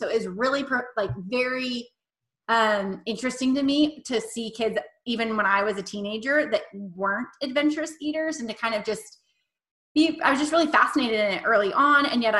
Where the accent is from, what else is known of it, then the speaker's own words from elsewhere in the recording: Washington, United States; moved away as an adult; also born or lived in Texas; And then I moved down to Texas for my master's in public health, but I'm from Washington State